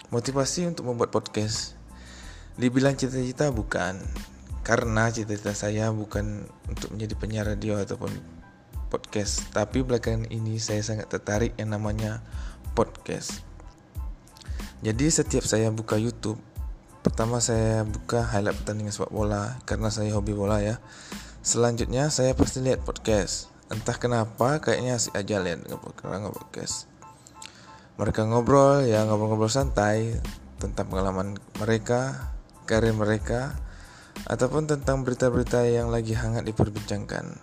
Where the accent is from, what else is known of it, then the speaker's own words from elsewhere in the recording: Riau Islands, Indonesia; asal dari Kepri. Umur 30 tahun, pekerjaan sehari-hari bekerja di salah satu perusahaan BUMN di Kepri.